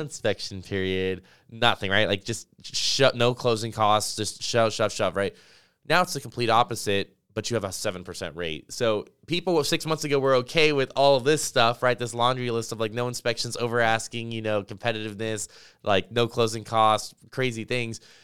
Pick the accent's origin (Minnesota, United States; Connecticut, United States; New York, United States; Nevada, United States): Nevada, United States; Las Vegas; moved away; I grew up in Las Vegas.